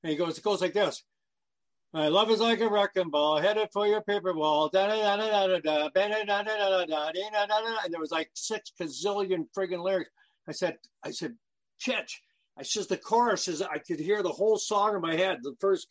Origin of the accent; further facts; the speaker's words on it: London, Ontario, Canada; my hometown of London, Ontario